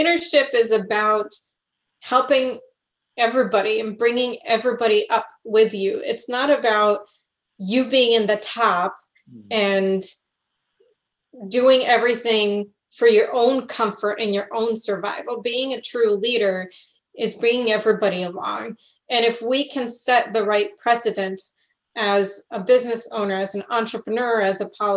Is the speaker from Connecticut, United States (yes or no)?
yes; Connecticut, United States; I grew up in Connecticut, which is a beautiful state